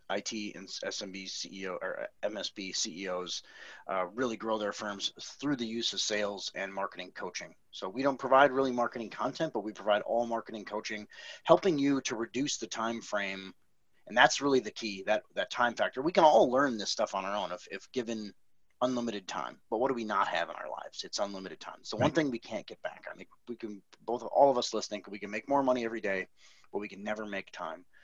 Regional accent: Milwaukee, Wisconsin, United States; moved away as an adult; now in Austin, United States; so I'm, I'm from Milwaukee.

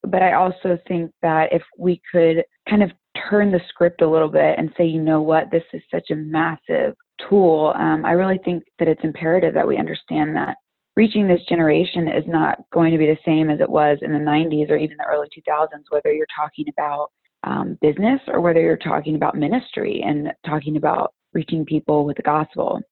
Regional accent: Tampa, Florida, United States; I am from Tampa, Florida

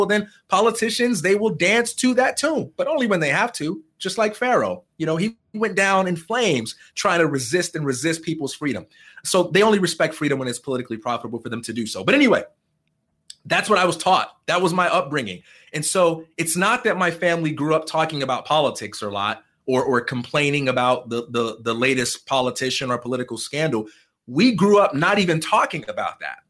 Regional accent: Chicago, Illinois, United States; I am from Chicago, Illinois, and I am the son of a preacher man

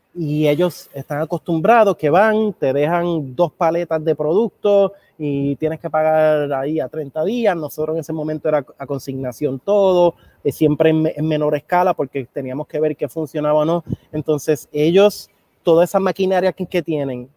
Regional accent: Puerto Rico; also born or lived in Argentina; soy hijo de un dominicano y una mujer puertorriqueña, aunque nací y me crié aquí en Puerto Rico.

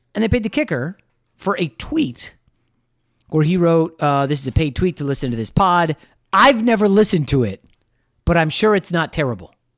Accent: United States; I'm American

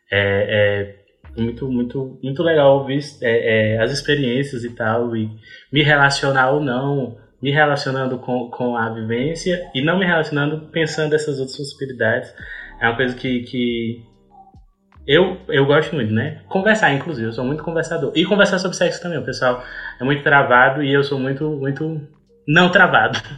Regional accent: Ceará, Brazil; eu sou do Ceará

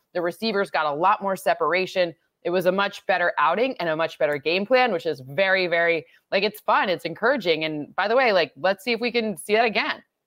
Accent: Midwest, United States; I grew up in the Midwest where you tailgate on Saturday and Sunday

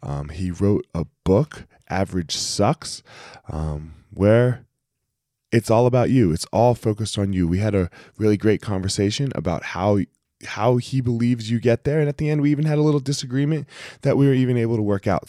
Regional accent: New Jersey, United States; I grew up in Jersey

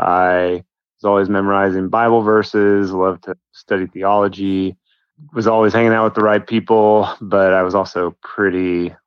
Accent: Denver, Colorado, United States; now in Oklahoma, United States; I grew up in Denver, Colorado

